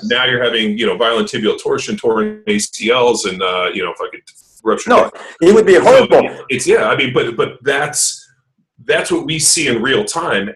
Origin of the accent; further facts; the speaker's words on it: Torrance, California, United States; also born or lived in Palos Verdes; I grew up in Torrance, so uh, Palos Verdes, Torrance